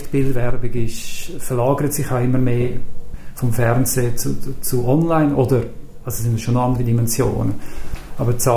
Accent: Zürich, Switzerland; Und da habe ich halt als Zürcher gewusst, das interessiert.

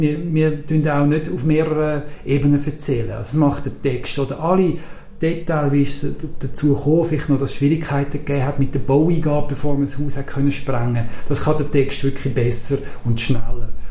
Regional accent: Zurich, Switzerland

